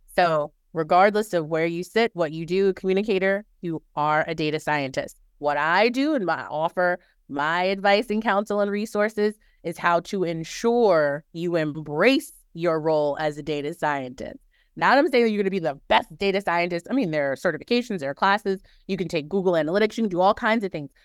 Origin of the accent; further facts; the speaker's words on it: New Orleans, Louisiana, United States; moved away; I am originally from New Orleans